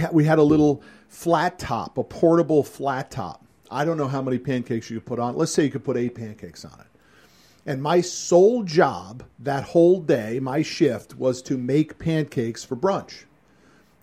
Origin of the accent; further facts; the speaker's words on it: Connecticut, United States; The restaurant was called the Black Goose Grill in my hometown in Connecticut.